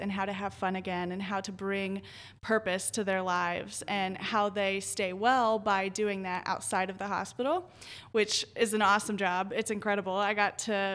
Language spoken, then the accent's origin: English; Southern Ohio, United States; moved away as an adult; also born or lived in Oklahoma / Las Vegas, Nevada / Columbus, Ohio; I grew up in Southern Ohio